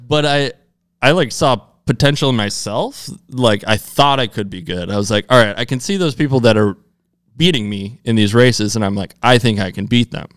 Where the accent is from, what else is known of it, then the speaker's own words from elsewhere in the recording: Minnesota, United States; I grew up in Minnesota